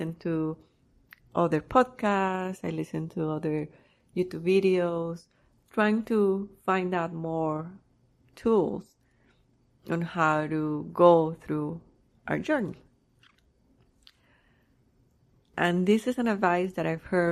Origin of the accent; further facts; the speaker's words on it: Colombia; also born or lived in Canada; now in United States; I was born in Colombia. I had the desire to travel and to live in another country